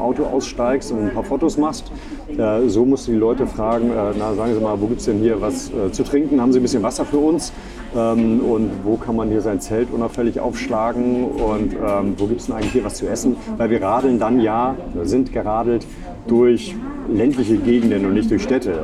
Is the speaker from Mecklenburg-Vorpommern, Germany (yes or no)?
no; Reinbek, Schleswig-Holstein, Germany; moved away as an adult; also born or lived in Bavaria; now in Hamburg, Germany; vor den Touren Hamburgs bin ich groß geworden, in Rheinweg.